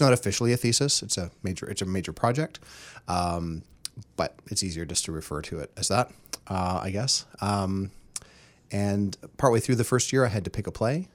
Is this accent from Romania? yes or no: no; Terrace, British Columbia, Canada; moved away; I grew up in Terrace, B C, small northern logging town.